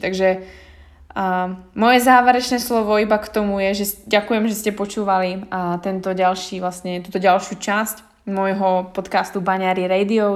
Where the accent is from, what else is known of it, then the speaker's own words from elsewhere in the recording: Slovakia; moved away; mohla som zostať v malom meste na Slovensku